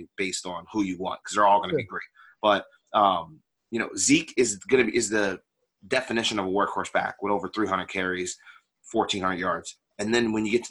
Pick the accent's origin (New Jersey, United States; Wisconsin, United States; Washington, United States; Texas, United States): New Jersey, United States; central; I'm from New Jersey, like central New Jersey.